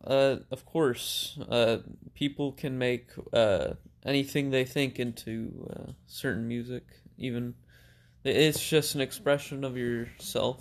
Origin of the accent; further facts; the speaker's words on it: United States; also born or lived in Macedonia; my parents moved to the U S, uh, where I grew up